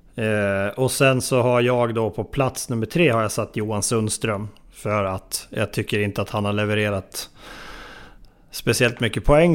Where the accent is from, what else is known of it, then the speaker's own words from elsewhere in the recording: near Hällefors, Örebro County, Sweden; Mina hemtrakter nästan